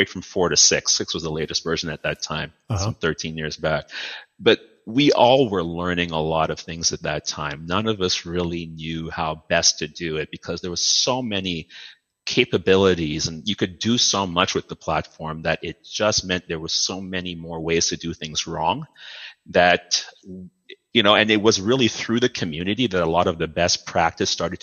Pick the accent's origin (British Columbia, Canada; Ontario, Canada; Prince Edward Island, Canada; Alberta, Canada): Ontario, Canada; Toronto; also born or lived in Dominica / Mississauga / Oakville; culturally, I'm mostly from Mississauga and Oakville and suburban Canada and Toronto. You know, I'm a Toronto boy